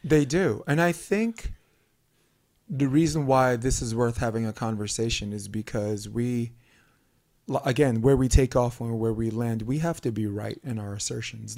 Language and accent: English; New York City, New York, United States; growing up on Flatbush Avenue